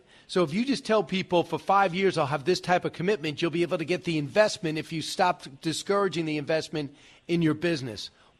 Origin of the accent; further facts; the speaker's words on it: Long Island, New York, United States; I grew up in New York on Long Island.